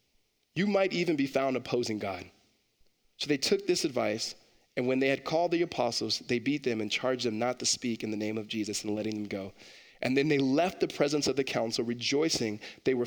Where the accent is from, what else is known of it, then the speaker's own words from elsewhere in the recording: Los Angeles, California, United States; growing up in Los Angeles and other cities that are not necessarily super brand new